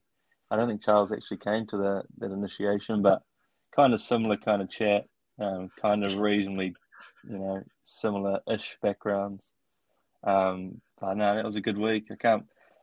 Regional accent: Opunake, Taranaki, New Zealand; moved away as an adult; also born or lived in Otago / Wellington; now in Auckland, New Zealand; born and raised in Opunake

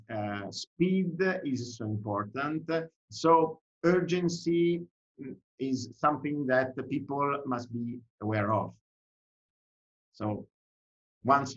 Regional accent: Italy; accent: Italian; English is a second language; I'm Italian, I didn't say that, but probably you can imagine from my accent.

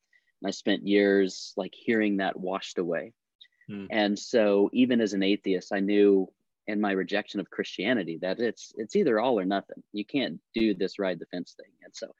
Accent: Florida, United States; also born or lived in Georgia / Montana; now in San Antonio, United States; We're from Southeast Florida and Georgia, and then the military sent us to Montana. We're in San Antonio.

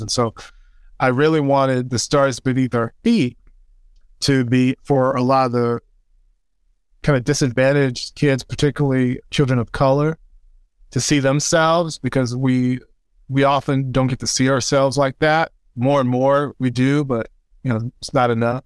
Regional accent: just outside of Saint Louis, Missouri, United States; I'm born and raised in Missouri, uh, just outside of Saint Louis, Missouri. Grew up in the suburbs.

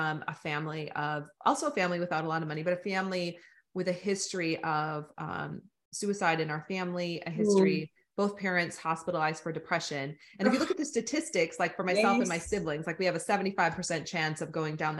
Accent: United States; accent: American; I have an American accent

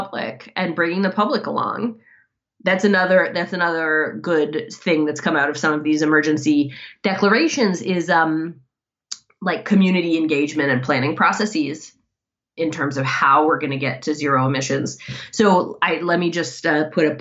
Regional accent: Ann Arbor, Michigan, United States; Ann Arbor, Michigan, which is my hometown

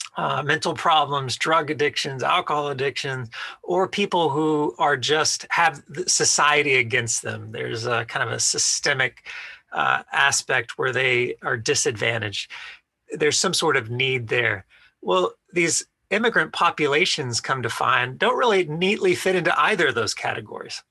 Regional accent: Austin, Texas, United States; moved away as an adult; also born or lived in Cambridge, England / Mali; now in New York City, United States; originally from the Austin, Texas area

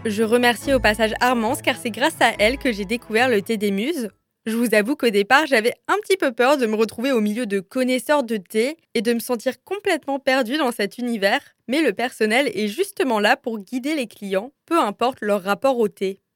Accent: Strasbourg, Grand Est, France; also born or lived in Lyon; une petite Strasbourgeoise qui a passé deux ans à Lyon et qui avait bien besoin de retrouver ses racines.

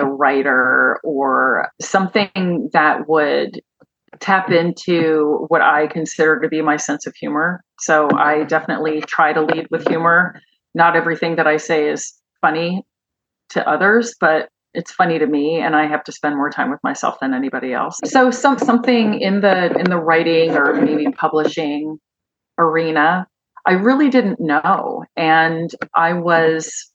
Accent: Pennington, New Jersey, United States; moved away; also born or lived in Chicago; I grew up in Pennington, New Jersey

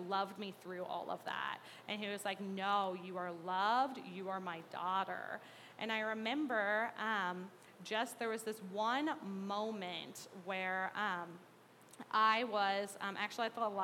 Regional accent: Mahomet, Illinois, United States; I grew up in Mahomet

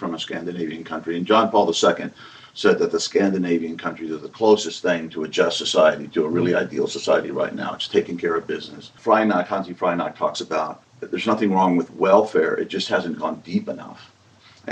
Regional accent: United States; speaking as an American

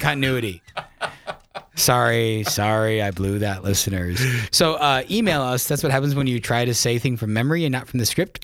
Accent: South Dakota, United States; I'm originally from South Dakota

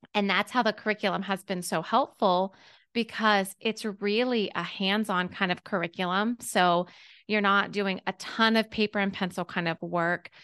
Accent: Pittsburgh, Pennsylvania, United States; moved away as an adult; now in Augusta, United States; I'm from Pittsburgh, P

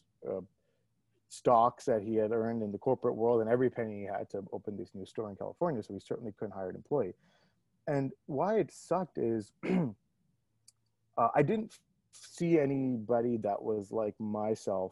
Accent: Toronto, Ontario, Canada; moved away as an adult; also born or lived in New Delhi, India / Ottawa, Canada; now in Bay Area, United States; I was born in India, then moved to Canada, effectively grew up in Toronto, Canada.

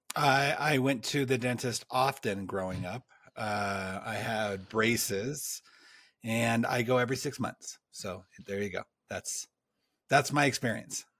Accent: California, United States; I grew up in California

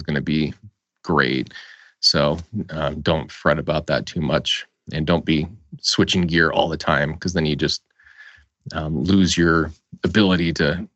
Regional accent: Colorado, United States; I am originally from Colorado

